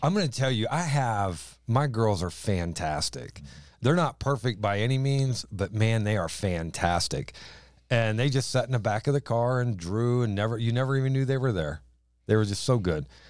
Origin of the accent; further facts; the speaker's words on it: the South, United States; accent: southern drawl; moved away as an adult; now in East Greenbush, United States; we apparently had a southern drawl to us